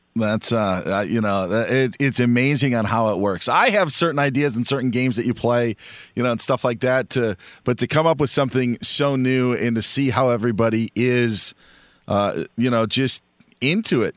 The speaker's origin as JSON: {"language": "English", "region": "Wisconsin", "country": "United States", "tie": "born or raised there", "said": "growing up in Wisconsin, would go to a Packer game once a year"}